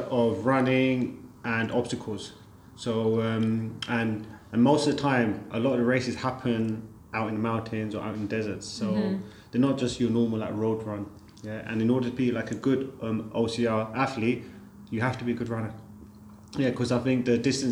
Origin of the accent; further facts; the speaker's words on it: London, United Kingdom; moved away as an adult; now in Dubai, United Arab Emirates; I was born and raised in London